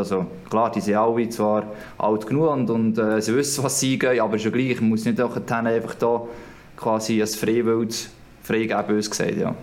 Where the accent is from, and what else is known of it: Switzerland